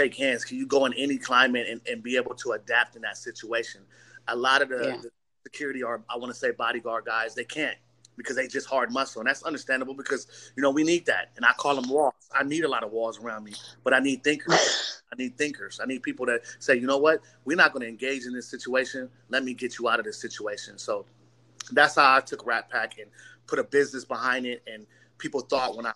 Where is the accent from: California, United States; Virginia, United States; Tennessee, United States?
California, United States; Long Beach; I'm from Long Beach, California